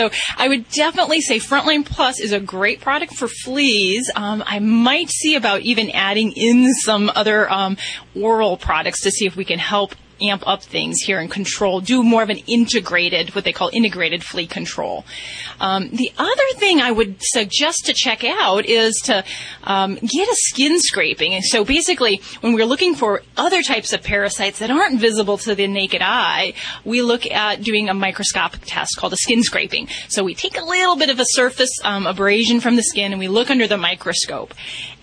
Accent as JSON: {"language": "English", "region": "Indiana", "country": "United States", "moved": "yes", "said": "That's where I hail from"}